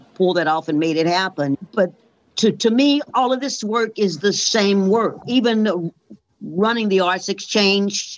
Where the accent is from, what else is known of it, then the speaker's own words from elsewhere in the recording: St. Louis, Missouri, United States; I was born in St. Louis and I had the fortune of wonderful parents.